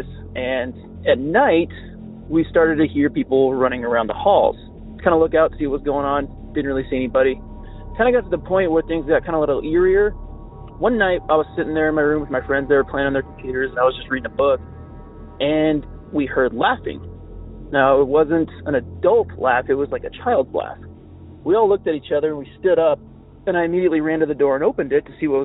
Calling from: Utah, United States; I'm calling you from Utah.

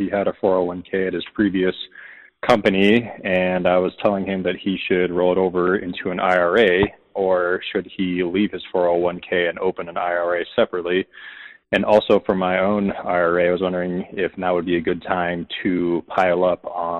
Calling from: Idaho, United States; I'm calling from Idaho

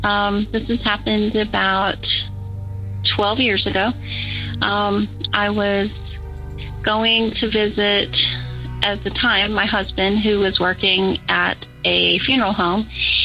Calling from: Georgia, United States; I'm calling from Georgia.

